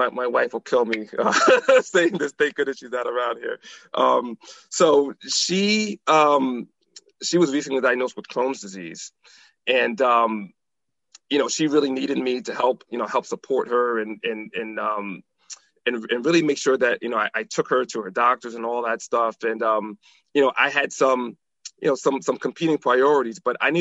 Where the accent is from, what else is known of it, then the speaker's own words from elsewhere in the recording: New Haven, Connecticut, United States; now in Maryland, United States; I'm originally from Connecticut. And New Haven, Connecticut